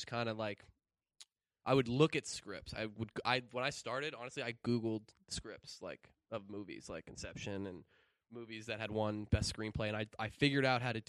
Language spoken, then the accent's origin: English; Colorado, United States; I'm from Colorado.